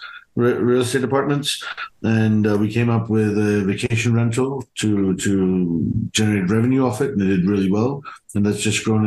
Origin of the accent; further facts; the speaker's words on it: Germany; also born or lived in United Kingdom; So I grew up in Germany and the UK to Indian parents, Indian entrepreneurial parents.